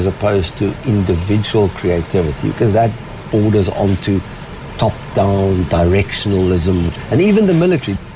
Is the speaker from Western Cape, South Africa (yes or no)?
yes; Cape Town, Western Cape, South Africa; moved away; as a South African, Cape Town boy